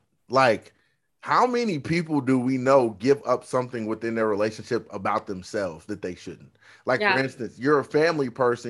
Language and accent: English; Oklahoma, United States; Like we're from Oklahoma, we're Native American, but I don't know the culture.